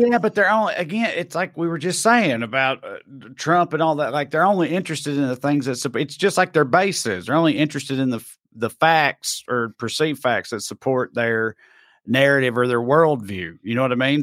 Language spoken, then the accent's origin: English; United States; I'm American